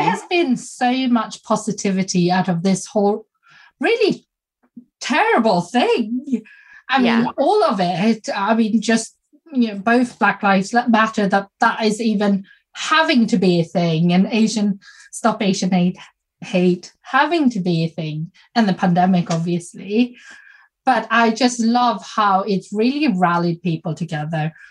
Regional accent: Sweden; also born or lived in South Korea; I'm adopted from South Korea and I grew up in Sweden.

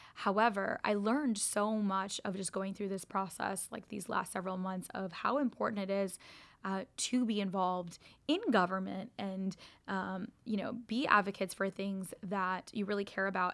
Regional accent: United States; growing up in America

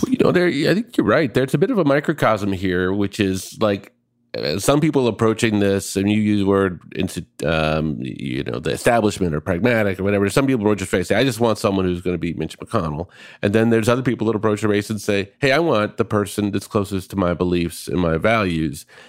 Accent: Minneapolis, Minnesota, United States; born or raised there

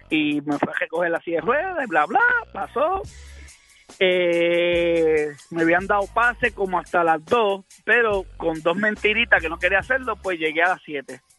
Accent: Hartford, Connecticut, United States; born there; yo fui el que nací en Hartford, Connecticut.

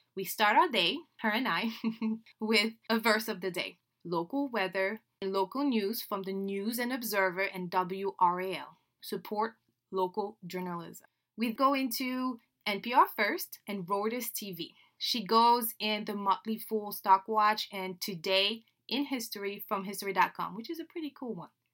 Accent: Dakar, Senegal; first language French; English is a second language; moved away as an adult; now in United States; I was born and raised in Dakar, Senegal, West Africa

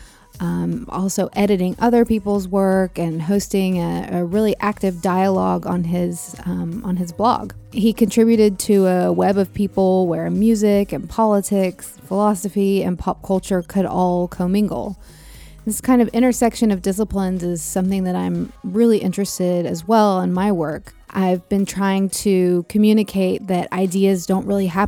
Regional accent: the American South, United States; moved away; also born or lived in San Francisco / Los Angeles; As a kid growing up in the American South

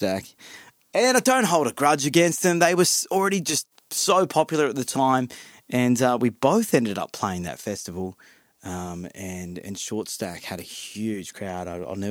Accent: Central Coast, New South Wales, Australia; I'm from the Central Coast as well

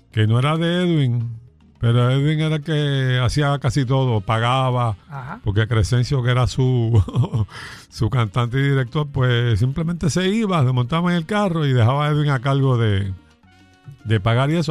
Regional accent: Vega Baja, Puerto Rico; Nacido en Vega Baja, mi pueblo es Melao Melao

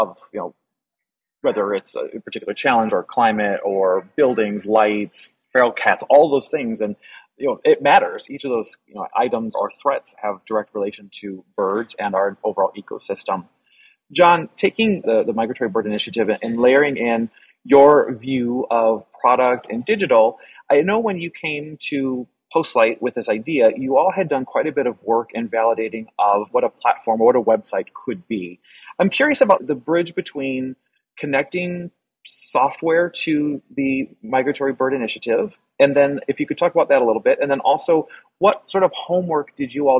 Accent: Northwestern Illinois, United States; moved away; I'm originally from Northwestern Illinois.

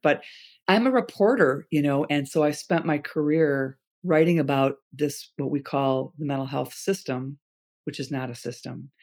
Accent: Chicago, Illinois, United States; We grew up in Chicago

